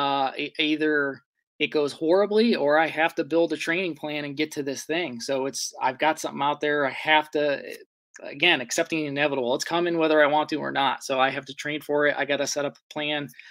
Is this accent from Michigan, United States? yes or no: no; Ohio, United States; I live in an area, I'm from Ohio